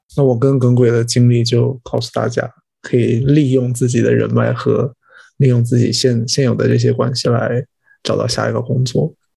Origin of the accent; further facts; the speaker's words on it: China; moved away as an adult; now in Toronto, Canada; 如果在国内只能找一个，尤其是像我们如果要回去，我们家会比较小城市一点，然后回到老家，就可能没有那么好的工作机会。